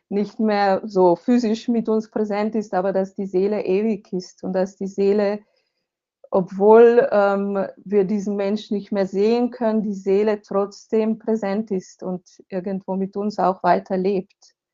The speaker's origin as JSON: {"language": "German", "country": "Slovenia", "tie": "born or raised there", "also_born_or_lived": "Switzerland / Germany", "said": "ich bin ja Slowenin, ähm, bin hier aufgewachsen, habe dann eine Weile in der in Schweiz und in äh, Deutschland gelebt, aber jetzt lebe ich hier mit meiner Familie"}